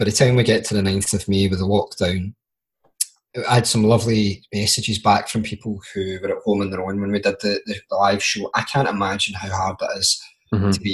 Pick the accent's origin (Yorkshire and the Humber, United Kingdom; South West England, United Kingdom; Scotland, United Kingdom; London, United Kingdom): Scotland, United Kingdom; Glasgow; accent: Glasgow; also born or lived in Aberdeen; being a Glaswegian